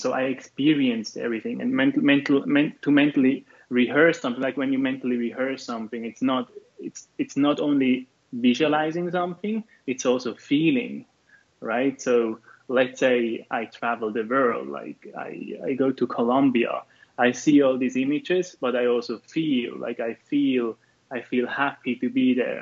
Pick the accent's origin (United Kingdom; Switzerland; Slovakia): Switzerland; I'm from Switzerland